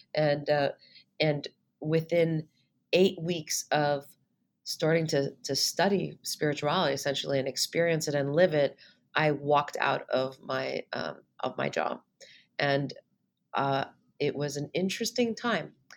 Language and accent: English; Montreal, Quebec, Canada; moved away as an adult; also born or lived in Ithaca, New York; I'm originally from Montreal. So, I was uh, born and raised in Montreal